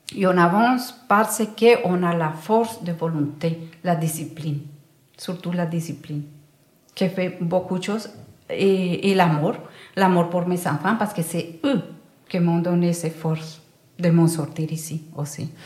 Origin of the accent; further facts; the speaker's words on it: Valle del Cauca, Colombia; French is a second language; moved away as an adult; now in Brussels, Belgium; je me sens aussi colombienne que belge